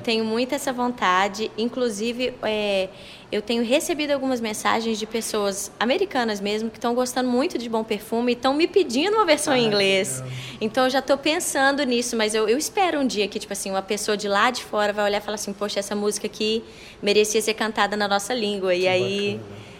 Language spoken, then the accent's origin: Portuguese; Minas Gerais, Brazil; accent: mineiro; Mineiríssima, mineiríssima. Todo lugar que eu vou, assim, diferente, eu percebo que meu sotaque é forte